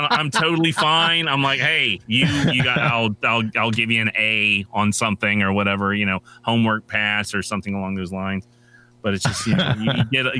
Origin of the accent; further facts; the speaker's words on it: Lenoir, North Carolina, United States; also born or lived in Durham, North Carolina; my hometown newspaper, not Durham, but I'll just say Lenoir, North Carolina